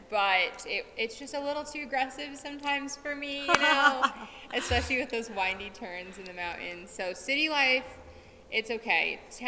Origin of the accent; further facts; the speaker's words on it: Central Valley, California, United States; moved away as an adult; also born or lived in Sonoma County, California; now in Colorado, United States; I grew up in Central Valley, California, but I moved to Sonoma County